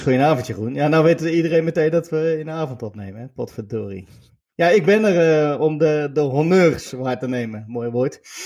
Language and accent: Dutch; Netherlands; als Nederlander volgde je die club wel eh, boven gemiddeld met al die Nederlanders